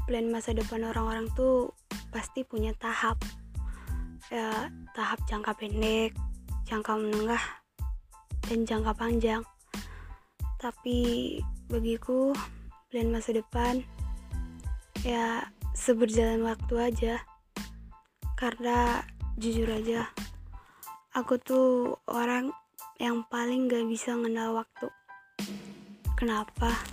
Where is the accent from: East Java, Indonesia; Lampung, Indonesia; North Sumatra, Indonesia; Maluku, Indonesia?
North Sumatra, Indonesia; Sidikalang; born there; Aku lahir di Tanjung Ringin, Sidikalang, Sumatera Utara 15 Maret 2003